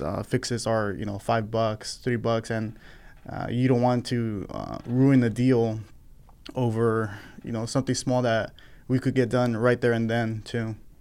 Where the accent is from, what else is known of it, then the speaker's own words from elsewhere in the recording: Fresno, California, United States; also born or lived in San Diego; I grew up here in Fresno